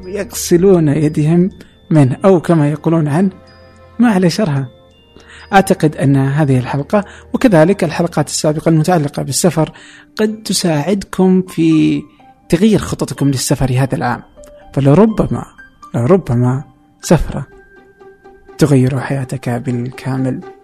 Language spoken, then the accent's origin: Arabic; Saudi Arabia; عندنا في السعوديه